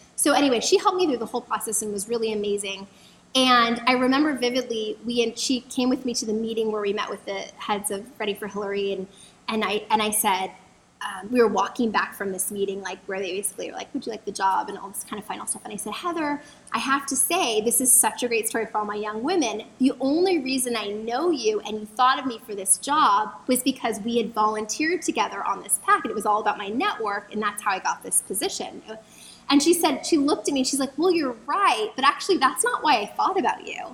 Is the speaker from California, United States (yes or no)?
yes; San Diego, California, United States; moved away as an adult; also born or lived in Los Angeles; now in Washington, D.C., United States; I grew up in San Diego, where I um, grew up, and then I went to college in Los Angeles